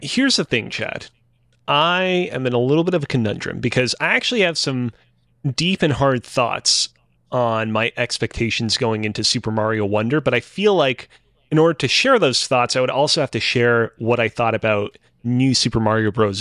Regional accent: Montreal, Quebec, Canada; was born and raised in Montreal, still currently lives in it.

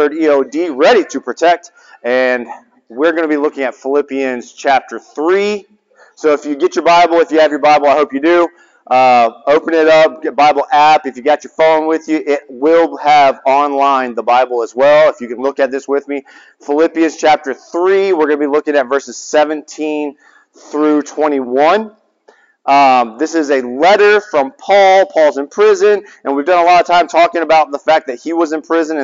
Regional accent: Laurens, South Carolina, United States; So I grew up in Lawrence, South Carolina

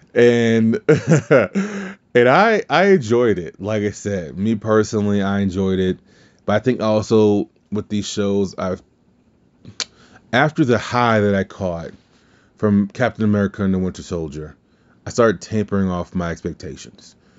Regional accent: the South, United States; I'm from the South

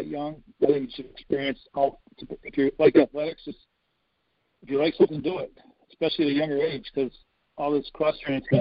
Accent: Cleveland, Ohio, United States; also born or lived in Chicago, Illinois; When I was probably in kindergarten, my parents moved to Cleveland.

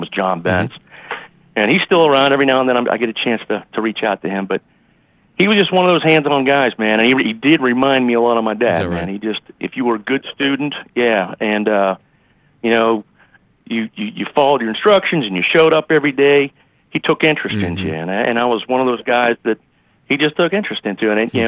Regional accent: Pittsburgh, Pennsylvania, United States; born there; So I was actually born in Pittsburgh. Pennsylvania.

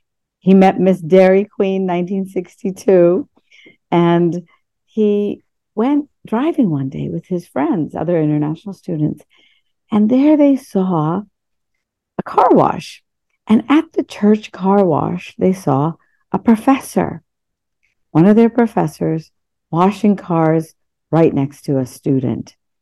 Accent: India; born there; I was born in India, 1965, and I was born, you know, first generation post-colonialism.

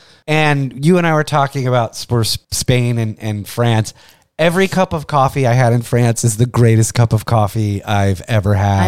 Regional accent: United States

